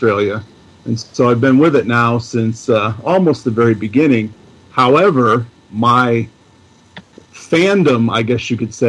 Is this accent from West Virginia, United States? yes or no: no; Illinois, United States; I born and raised and have lived my entire life in Illinois